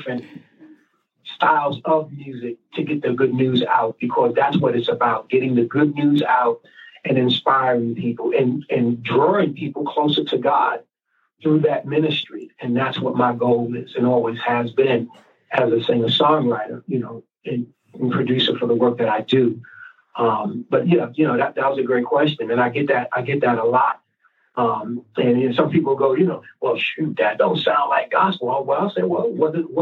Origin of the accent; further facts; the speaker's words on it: New York, United States; I was raised sometimes in, you know, in the street. I'm from New York